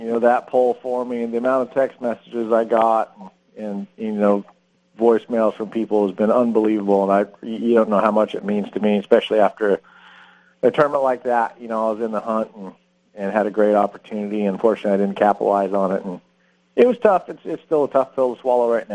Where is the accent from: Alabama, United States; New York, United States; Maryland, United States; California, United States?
California, United States; Redlands; also born or lived in Newport Beach, California; I grew up in Redlands, which is Southern California. Born and raised there.